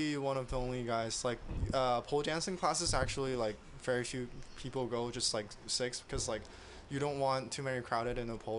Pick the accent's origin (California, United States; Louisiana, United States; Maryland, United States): California, United States; San Jose; Before that, I went to school in UCSD, and before that, I was in like San Jose area for like high school, middle school